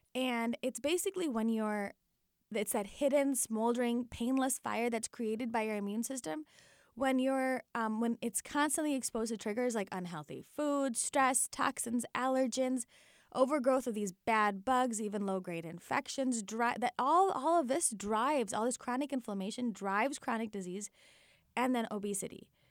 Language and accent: English; Naperville, Illinois, United States; born and raised in Naperville, Illinois